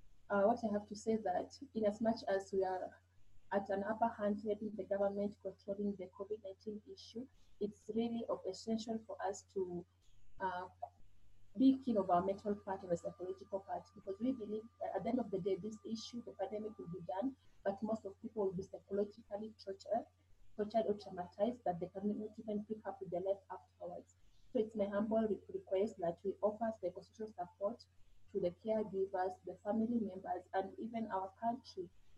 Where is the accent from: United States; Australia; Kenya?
Kenya; from Kenya, working with the women.